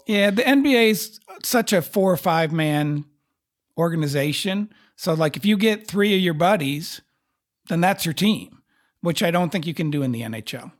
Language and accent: English; Texas, United States; as a Texan